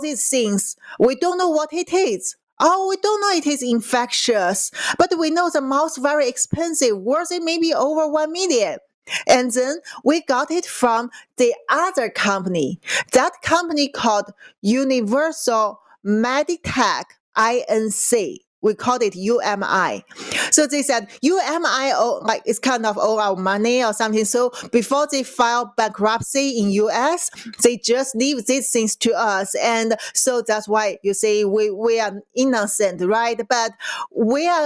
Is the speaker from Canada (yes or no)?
no; Qingdao, Shandong, China; moved away; it's my hometown in China.